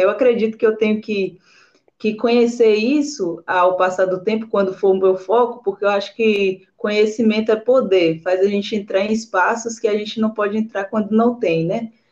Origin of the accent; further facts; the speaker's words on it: Alcobaça, Bahia, Brazil; Eu sou baiana de uma cidade do interior da Bahia, né, do litoral, um paraíso chamado Alcobaça